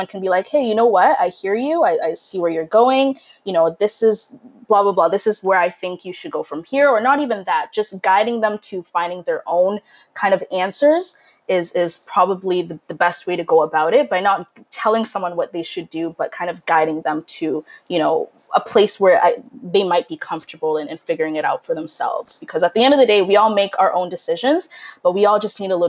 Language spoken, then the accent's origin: English; Kenya; moved away; we're immigrants from Kenya. We moved here in 2003. So when you're kind of in a new place and, you know, in a new country